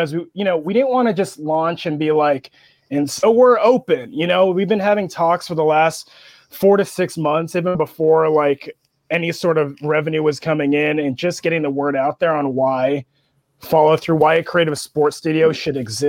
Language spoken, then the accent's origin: English; Erie, Pennsylvania, United States; also born or lived in Marshalltown, Iowa; my real hometown that I really claim is Erie, Pennsylvania